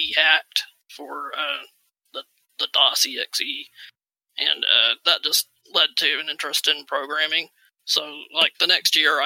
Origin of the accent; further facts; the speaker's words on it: Oklahoma, United States; accent: southern; I am from Oklahoma.